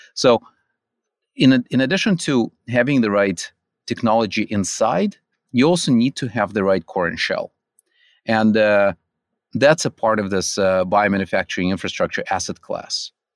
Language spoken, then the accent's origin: English; California, United States; also born or lived in Russia; I, uh, grew up in California